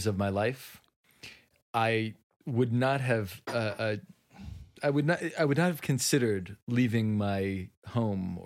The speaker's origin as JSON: {"language": "English", "town": "Jerusalem", "region": "Jerusalem District", "country": "Israel", "tie": "born or raised there", "said": "I grew up in Mattersdorf in Jerusalem."}